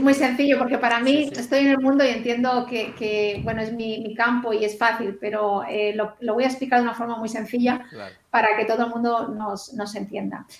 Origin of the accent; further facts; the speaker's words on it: Barcelona, Catalonia, Spain; moved away as an adult; now in Australia; yo soy de, España, de Barcelona